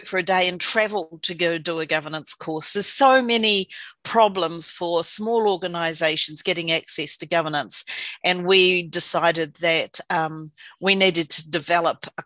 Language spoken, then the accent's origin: English; Invercargill, Southland, New Zealand; moved away as an adult; also born or lived in Dunedin; now in Wellington, New Zealand; I moved to Wellington from Invercargill, from Waihopai, where I was born and bred.